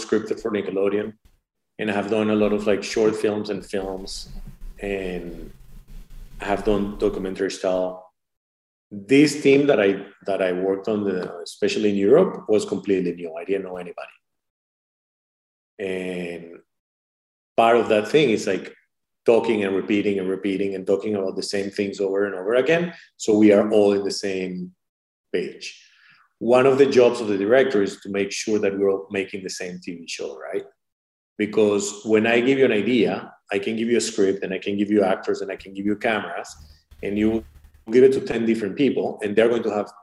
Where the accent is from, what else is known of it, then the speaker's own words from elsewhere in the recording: Venezuela; now in United States; I was born in Venezuela.